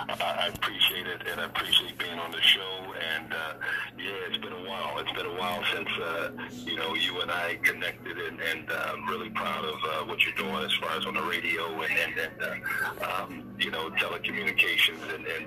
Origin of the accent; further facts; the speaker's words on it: Philadelphia, Pennsylvania, United States; moved away; So, I don't want to talk about South Philly because that's where I born and raised